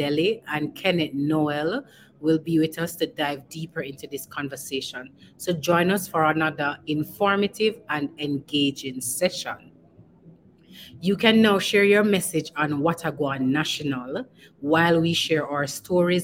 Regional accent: Jamaica; as a Jamaican, we're sociable people

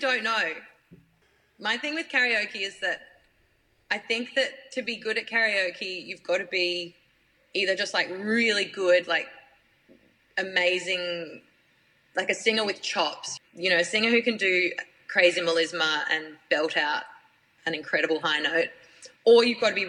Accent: Brisbane, Queensland, Australia; moved away; I grew up in Queensland

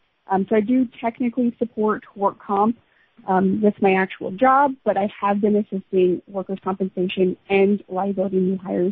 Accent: New Jersey, United States; now in Central Pennsylvania, United States; Just a little bit of personal background. I'm originally from South Jersey, but currently reside in Central Pennsylvania.

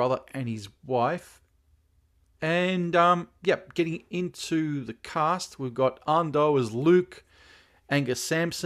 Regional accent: Australia; here in my home country of Australia

